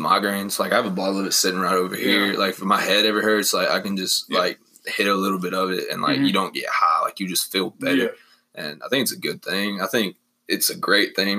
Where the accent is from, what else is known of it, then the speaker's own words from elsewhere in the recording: McMinnville, Tennessee, United States; also born or lived in Murfreesboro, Tennessee; I'm from McMinnville